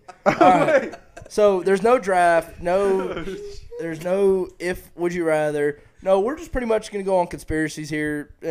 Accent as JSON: {"language": "English", "region": "East Texas", "country": "United States", "said": "I'm from East Texas."}